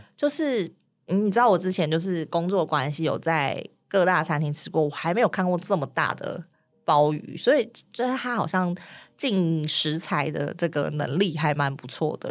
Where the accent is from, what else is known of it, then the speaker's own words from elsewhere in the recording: Tainan, Taiwan; 今天要讲的是我的家乡，全世界最适合居住的地方，以及每天玩都玩不腻的地方，台南